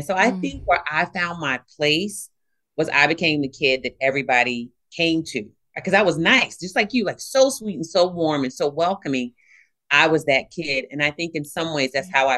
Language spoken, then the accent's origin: English; Virginia Beach, Virginia, United States; I grew up in Virginia Beach, Virginia